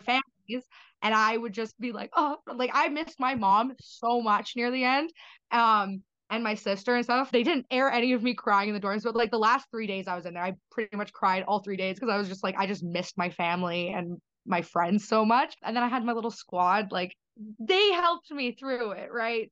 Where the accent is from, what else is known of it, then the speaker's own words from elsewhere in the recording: Canada; as a Canadian